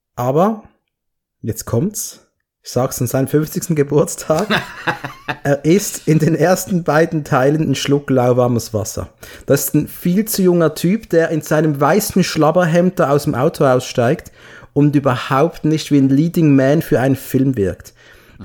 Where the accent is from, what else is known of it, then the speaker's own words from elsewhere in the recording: Basel, Basel-Stadt, Switzerland; bei uns in Basel